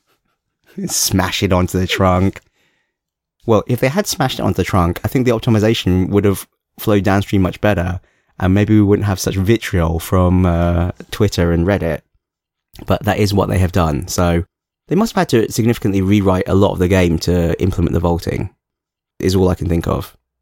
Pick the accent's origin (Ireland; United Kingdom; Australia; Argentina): United Kingdom; London; moved away as an adult; now in Hong Kong; I did grow up in London when I was a child as well.